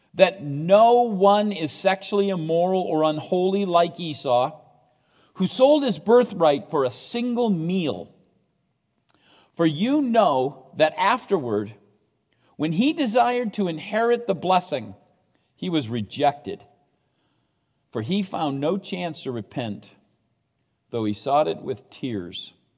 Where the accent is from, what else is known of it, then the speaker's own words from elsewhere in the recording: United States; I'm an American